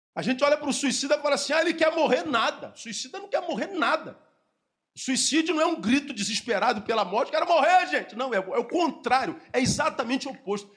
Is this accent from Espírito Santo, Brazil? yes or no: no; Rio de Janeiro, Brazil; Eu, eu sou da cidade do Rio de Janeiro, eu moro num bairro chamado Recreio